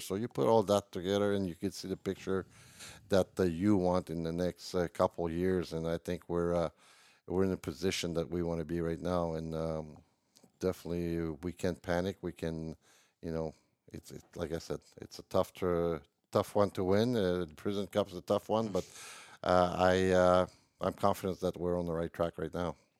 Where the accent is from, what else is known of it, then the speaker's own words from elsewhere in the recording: Montreal, Quebec, Canada; in Montreal, my hometown